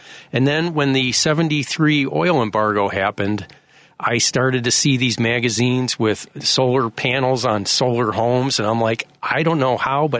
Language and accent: English; Highland Park, Illinois, United States; now in Evanston, United States; I grew up in Highland Park.